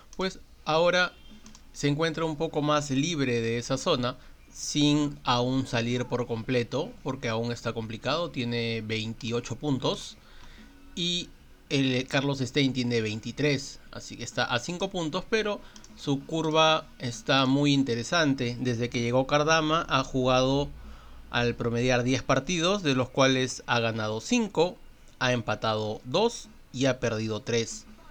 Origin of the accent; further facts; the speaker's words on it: Peru; soy peruano